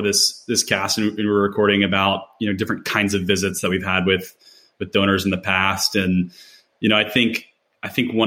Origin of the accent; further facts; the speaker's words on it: Nashville, Tennessee, United States; I'm from the Nashville area, Nashville native, born and raised